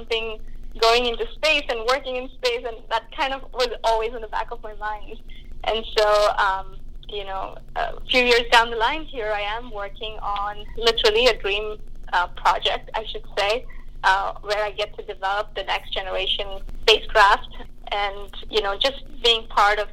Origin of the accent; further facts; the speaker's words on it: India; moved away; I grew up in India